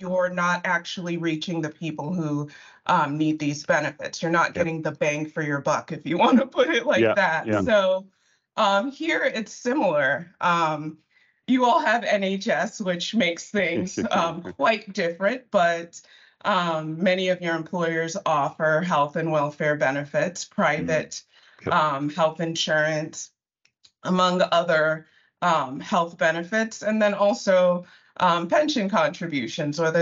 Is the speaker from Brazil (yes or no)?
no; Nigeria; I'm Nigerian, and my ethnic group is Igbo